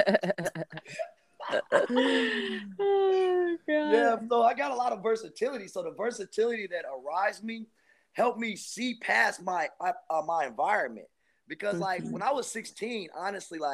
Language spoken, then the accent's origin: English; Minneapolis, Minnesota, United States; also born or lived in Chicago, Illinois; I was born in Chicago, Illinois. And I was raised in Minneapolis, Minnesota